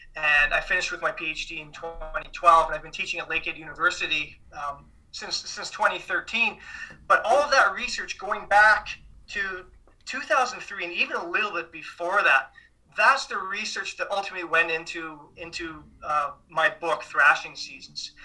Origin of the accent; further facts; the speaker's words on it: Saskatchewan, Canada; moved away; also born or lived in Ontario; I grew up in Saskatchewan